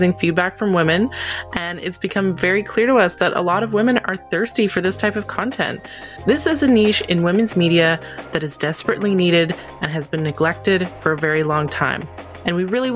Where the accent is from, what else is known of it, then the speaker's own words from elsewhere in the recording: Canada; as a Canadian